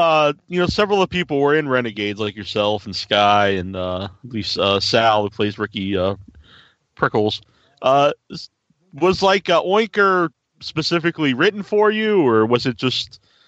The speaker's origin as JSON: {"language": "English", "region": "Massachusetts", "country": "United States", "said": "I'm from Massachusetts, so I understand about the accent."}